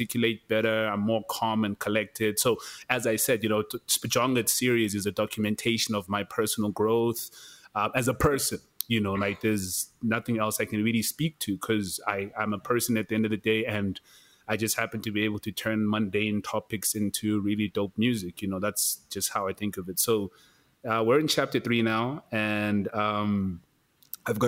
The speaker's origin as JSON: {"language": "English", "town": "Kokstad", "region": "KwaZulu-Natal", "country": "South Africa", "tie": "born or raised there", "moved": "as an adult", "lives_now": "Johannesburg, South Africa", "said": "I'm from Kokstad, Tex. Like, I'm not even from Durban. I'm not even from anywhere else. You know what I mean? So I've already left my comfort zone, my physical comfort zone, like where I grew up"}